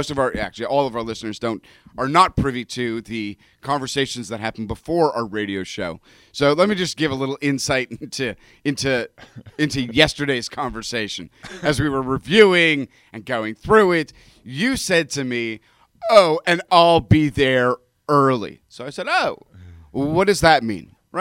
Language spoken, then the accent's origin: English; Toronto, Ontario, Canada; also born or lived in Europe; now in United States; Yeah, but you know the challenge is, I grew up in Toronto, but did undergraduate studies there, and then did graduate studies in rabbinical school in Europe.